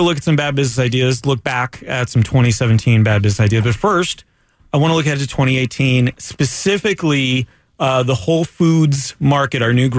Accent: Daytona Beach, Florida, United States; I'm from Daytona Beach. Raised in Daytona Beach.

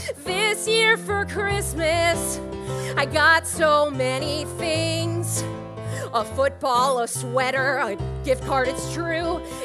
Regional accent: New Jersey, United States; Did somebody just say what exit when I said I was from

